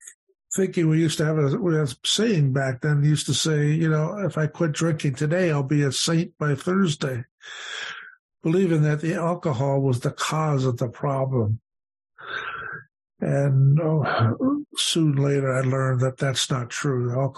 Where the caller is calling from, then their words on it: Hamilton, Ontario, Canada; And I come to you from Hamilton, Ontario, today, and looking forward very much to being with you.